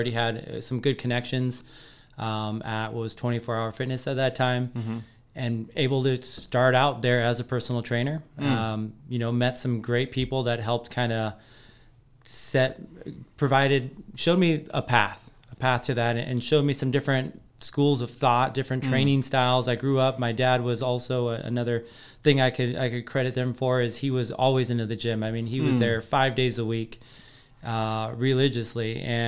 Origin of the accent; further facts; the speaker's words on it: Colbert, Washington, United States; Green Bluff. Yeah. So I was at Colbert Elementary too.